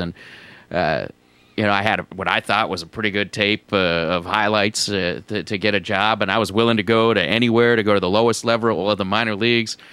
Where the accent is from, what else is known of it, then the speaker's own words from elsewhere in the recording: Menlo Park, California, United States; moved away as an adult; now in Tacoma, United States; I grew up in uh, Menlo Park, California, which is about uh, 30 miles south of San Francisco